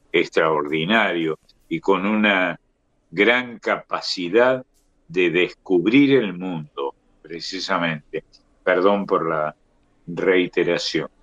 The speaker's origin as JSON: {"language": "Spanish", "region": "Córdoba", "country": "Argentina", "said": "yo soy de Córdoba, donde teníamos tres grandes cabarets"}